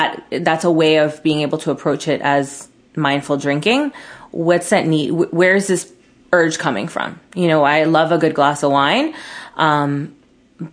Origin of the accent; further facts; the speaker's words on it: Miami, Florida, United States; Growing up in Miami